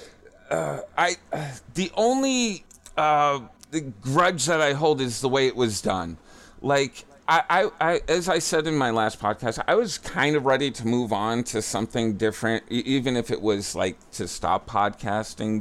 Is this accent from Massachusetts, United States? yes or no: yes; Worcester, Massachusetts, United States; originally, I grew up in Worcester, Mass